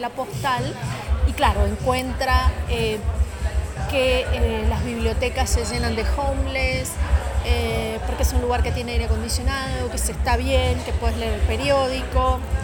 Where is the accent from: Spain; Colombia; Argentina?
Argentina; moved away as an adult; also born or lived in Miami; yo me fui de Argentina sin querer irme